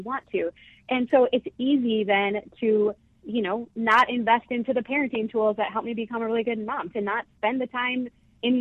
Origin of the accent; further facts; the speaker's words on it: Northfield, Minnesota, United States; We grew up in Northfield